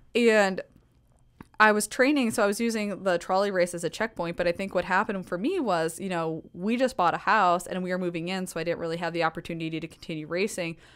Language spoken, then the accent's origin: English; Woodbine, Iowa, United States; moved away as an adult; I'm from the seven one two. I grew up in Harrison County